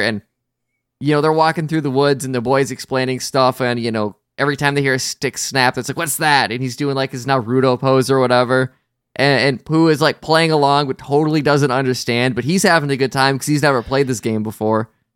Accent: Wisconsin, United States

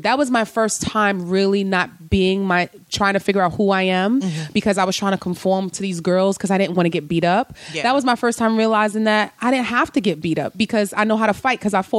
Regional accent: New York City, New York, United States; I'm from the Bronx.

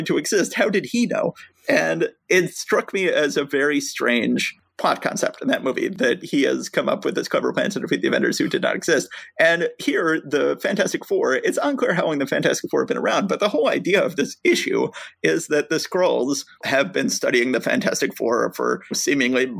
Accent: Atlanta, Georgia, United States; the two of us were born and raised in Atlanta, Georgia, and we grew up there

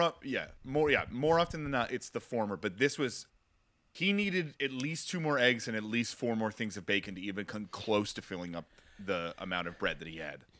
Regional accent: tri-state area, United States; I grew up in the tri-state area, so it's effectively pretty New York

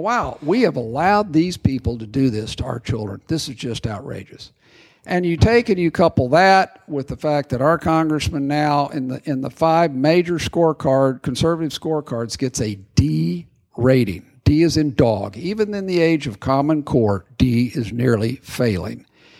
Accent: Midland, Texas, United States; Grew up in Midland, correct.

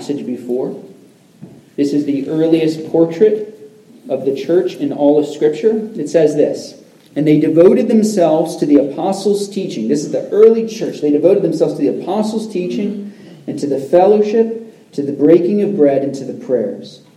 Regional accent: Central Florida, United States; I grew up in Central Florida

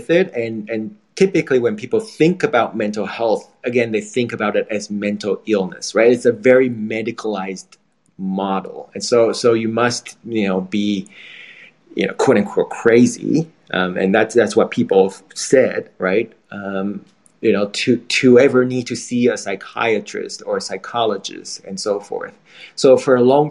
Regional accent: Taiwan; moved away; I'm from Taiwan

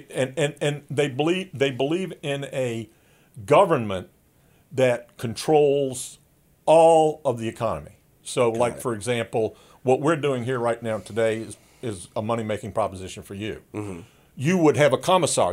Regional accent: the Jim Crow South, United States; I grew up in in the Jim Crow South.

